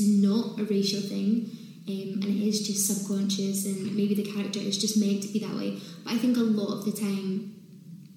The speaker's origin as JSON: {"language": "English", "region": "Scotland", "country": "United Kingdom", "tie": "born or raised there", "also_born_or_lived": "London", "moved": "yes", "said": "I did find it hard growing up in Scotland"}